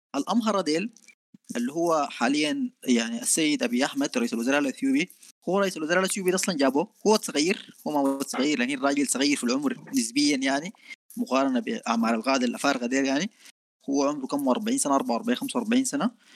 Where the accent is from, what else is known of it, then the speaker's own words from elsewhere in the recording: Sudan; نحن عندنا في السودان